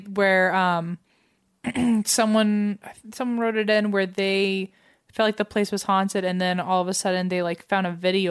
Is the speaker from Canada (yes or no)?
yes; Toronto, Ontario, Canada; I'm from Toronto, Canada.